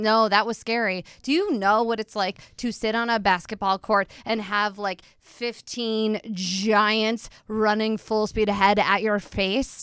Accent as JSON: {"language": "English", "town": "Princeton", "region": "New Jersey", "country": "United States", "tie": "born or raised there", "said": "I'm from Princeton"}